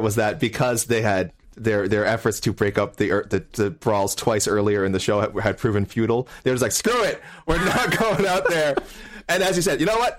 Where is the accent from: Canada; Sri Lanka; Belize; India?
Canada; we're Canadian